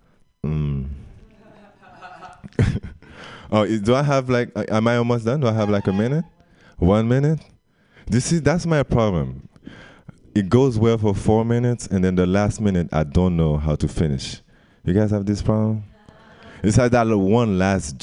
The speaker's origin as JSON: {"language": "English", "country": "Guadeloupe", "second_language": "English", "moved": "yes", "said": "I'm from Guadeloupe"}